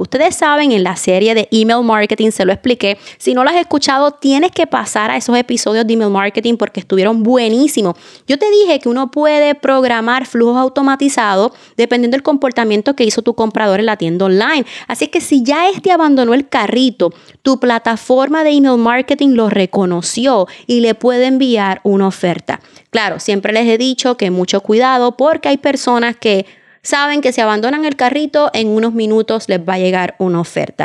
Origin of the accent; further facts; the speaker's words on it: Puerto Rico; mi país, Puerto Rico